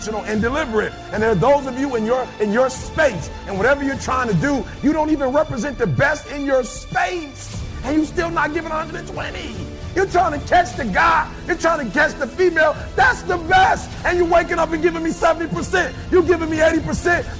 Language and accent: English; Detroit, Michigan, United States; I'm from Detroit, high school dropout